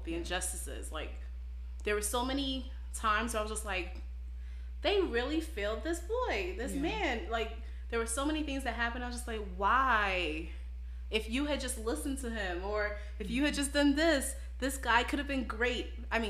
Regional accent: Brooklyn, New York, United States; Especially growing up in Brooklyn.

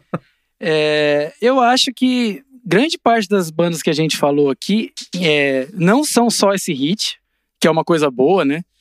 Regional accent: Assis, São Paulo, Brazil; acompanhava o time de basquete lá da minha cidade, de Assis

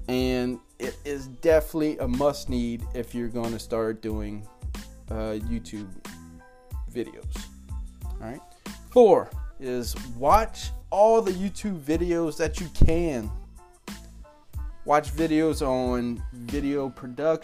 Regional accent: South Louisiana, United States; I'm from South Louisiana, so I cut off words, and all

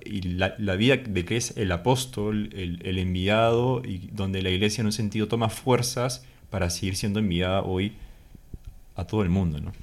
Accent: Peru; moved away as an adult; soy peruano, tengo 24 años y tengo medio año viviendo aquí con el padre Luis

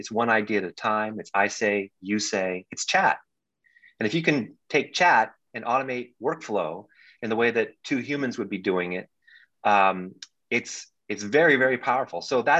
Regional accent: Bangkok, Thailand; also born or lived in New Delhi, India; I lived abroad for a lot of my life. I grew up in Bangkok, Thailand, in New Delhi, India, where my father was with the State Department.

